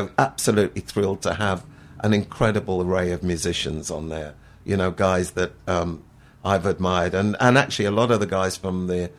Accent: United Kingdom; also born or lived in Hendon, London / Hemel Hempstead, East of England; I grew up in Grass Park, which is in Hendon and in Hemel Hempstead. So between the sort of two of those areas, really, I spent most of my childhood

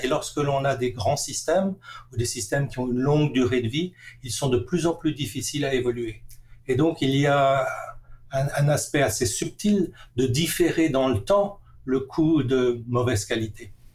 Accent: Strasbourg, Grand Est, France; moved away as an adult; now in Vancouver, Canada; j'ai grandi à Strasbourg

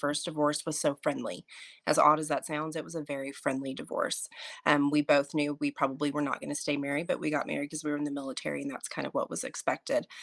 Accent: Oklahoma, United States; moved away as an adult; also born or lived in Montana / Florida; I grew up in Oklahoma. I'm an Oklahoma native, grew up in a really small town

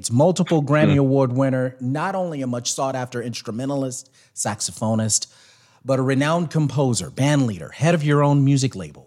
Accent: McComb, Mississippi, United States; not far from where I was raised, out in Macomb, Mississippi

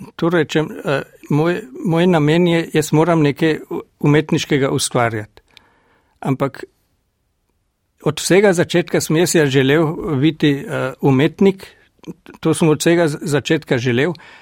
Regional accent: Dule, Carinthia, Austria; accent: Gail Valley dialect; moved away as an adult; now in Klagenfurt, Austria; Doma sem v Dulah, v Zilski dolini, to je par kilometrov pred eh, mestecem Šmohor. In tam sem tudi doraščal

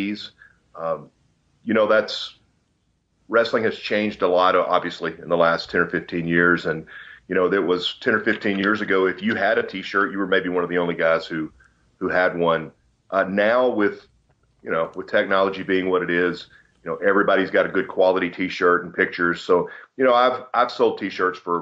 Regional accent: Pine Bluff, Arkansas, United States; I grew up in Pine Bluff, Arkansas, which is kind of, I don't know, central Arkansas

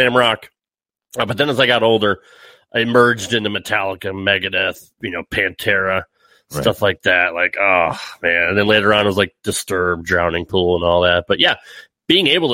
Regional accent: Connecticut, United States; I am from Connecticut

